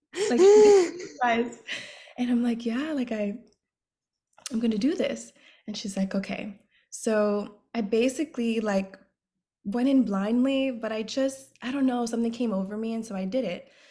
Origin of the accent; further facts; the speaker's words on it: New York City, New York, United States; I am from the Bronx, New York, born and raised